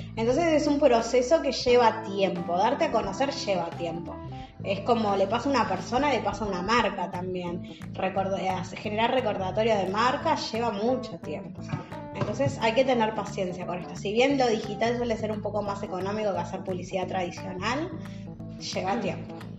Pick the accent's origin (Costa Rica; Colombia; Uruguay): Uruguay; yo que soy uruguaya.